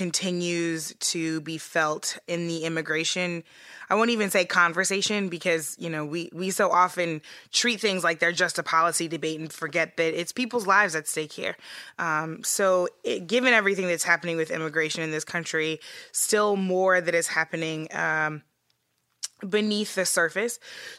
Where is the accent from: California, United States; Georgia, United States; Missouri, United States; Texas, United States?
Missouri, United States; hopefully, probably soon to be former governor of my home state of Missouri